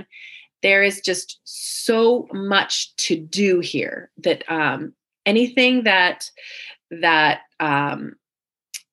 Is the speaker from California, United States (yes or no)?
yes; Central California, United States; moved away as an adult; now in San Diego, United States; I was born in Central California, so about 5 hours away in the mountains